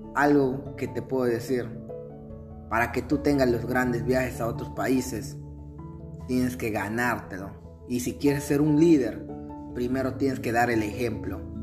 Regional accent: Peru; moved away; also born or lived in Lima, Peru; retornar a mi pueblito polvoriento

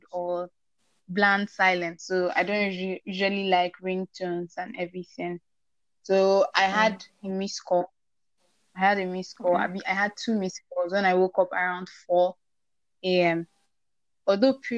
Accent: Nigeria; also born or lived in Port Harcourt; I'm a Nigerian

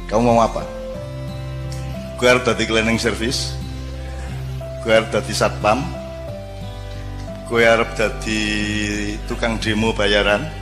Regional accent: Java, Indonesia; gue wong Jawa ya rata-rata ya gue milih di, mati kaliren opo mangan tapi barang colongan

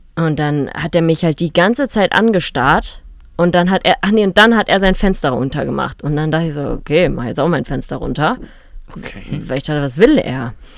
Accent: Lachendorf, Lower Saxony, Germany; also born or lived in Hanover; now in Berlin, Germany; durch das Dorf, wo ich aufgewachsen bin und wo wir unser Haus hatten

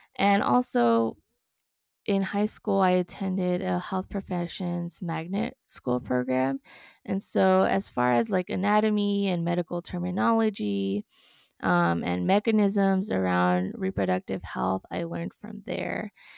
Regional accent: El Paso, Texas, United States; I was born and raised in El Paso, Texas

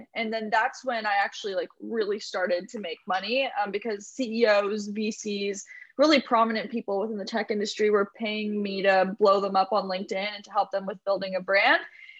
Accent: Morgantown, West Virginia, United States; Morgantown, West Virginia.

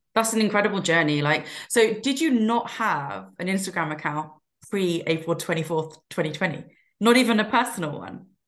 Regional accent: United Kingdom; we are British born

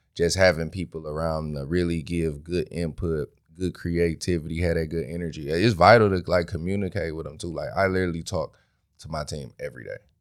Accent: Detroit, Michigan, United States; From Detroit, East Side

